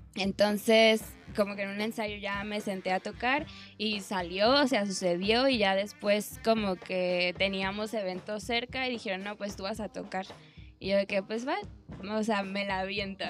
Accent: Baja California, Mexico; moved away; yo soy de Baja California

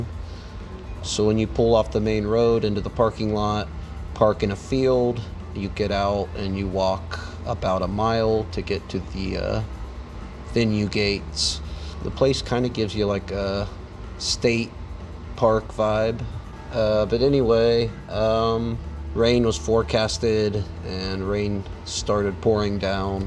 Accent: Zanesville, Ohio, United States; I'm from Zanesville, Ohio

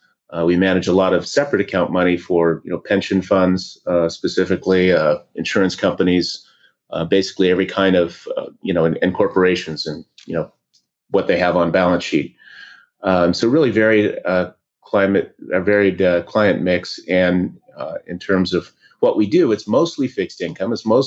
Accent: Oregon, United States; grew up in Oregon in a small lumber town

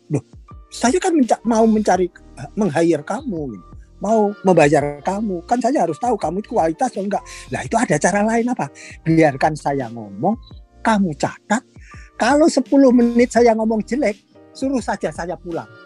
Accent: Indonesia; born there; saya lahir di Indonesia saya sekolah dari SMP, SD.

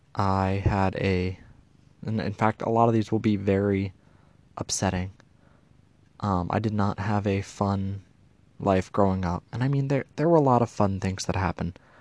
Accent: Pasadena, Maryland, United States; also born or lived in Okinawa, Japan; I live in Pasadena, Maryland, in the United States of America. And I am a military family. I was born in Okinawa

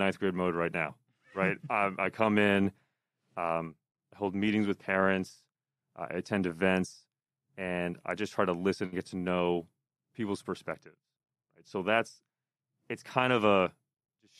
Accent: Pennsylvania, United States; now in New Jersey, United States; I'm from Pennsylvania originally, so I'm not a Jersey guy

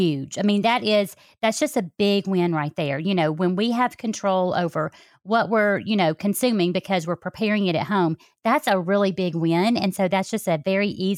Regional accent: Alabama, United States; accent: Southern; I'm from Alabama

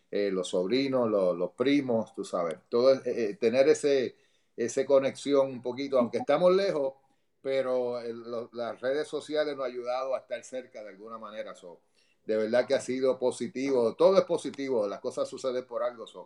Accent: Puerto Rico; Yo, soy boricua, soy. Yo necesito mi arroz, habichuela, con lo que sea.

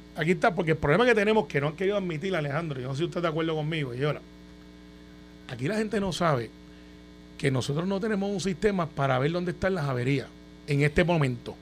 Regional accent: Puerto Rico; Como buen puertorriqueño

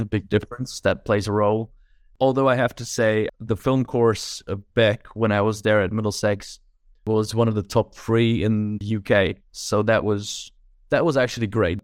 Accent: Czechia; moved away as an adult; also born or lived in London; now in Prague, Czechia; Originally, I'm from the Czech Republic

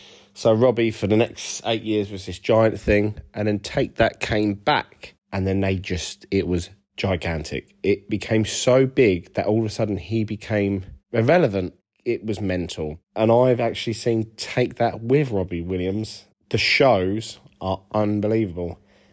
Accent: United Kingdom; now in United States; What about, I've now got a green card. I'm actually a Brit who's moved.

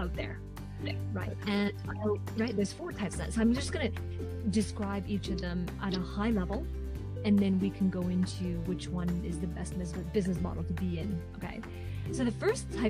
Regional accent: Hong Kong; now in Vancouver, Canada; So I am originally from Hong Kong, but currently I am based in Canada on the West Coast in Vancouver, British Columbia

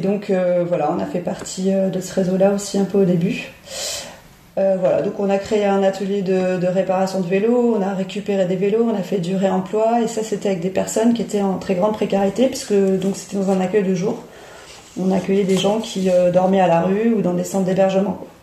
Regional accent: Paris, Île-de-France, France; moved away as an adult; also born or lived in Clichy-la-Garenne / Dunkirk area; now in near Gravelines, France; je suis parisienne à la base. Je suis née à Paris et euh, j'ai vécu euh, une vingtaine d'années intramuros.

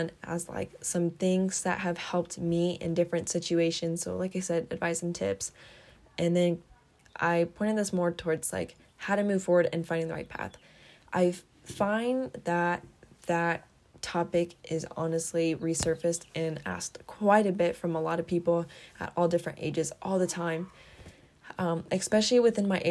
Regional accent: Kuna, Idaho, United States; all my life I've been here in Idaho, in Kuna, Idaho. This is where I've grown up

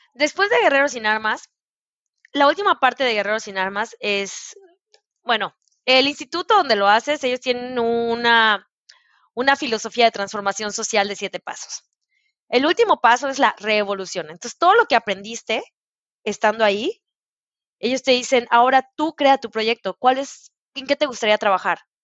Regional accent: Mérida, Yucatán, Mexico; moved away as an adult; also born or lived in Italy / Brazil / Puebla; yo soy de Mérida

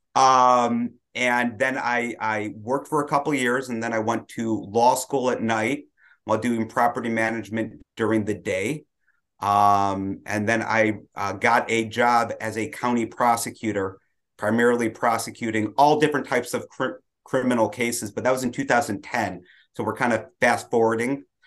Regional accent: Detroit, Michigan, United States; I grew up in Detroit, uh, traditional black hat family

